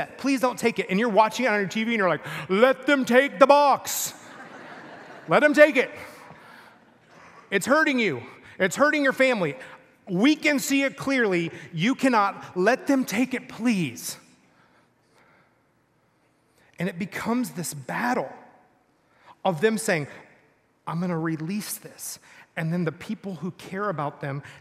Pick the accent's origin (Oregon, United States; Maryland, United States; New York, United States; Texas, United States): Texas, United States; Rockwall; I grew up in Texas, a little town in Texas.